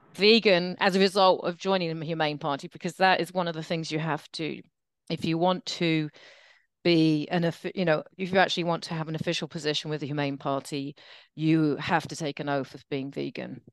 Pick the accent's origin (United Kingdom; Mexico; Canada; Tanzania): United Kingdom; England; also born or lived in United States; now in New York, United States; I'm English and American